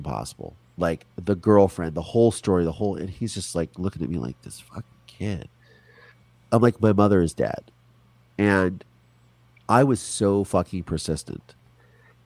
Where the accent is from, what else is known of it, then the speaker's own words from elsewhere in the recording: Virginia, United States; moved away; Because I grew up in Virginia when I lived there. I grew up in the Chesapeake Bay